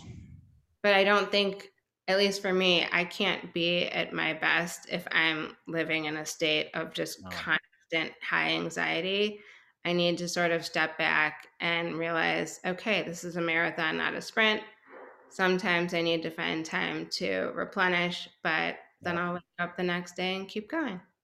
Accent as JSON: {"language": "English", "town": "Chicago", "region": "Illinois", "country": "United States", "moved": "as an adult", "lives_now": "Houston, United States"}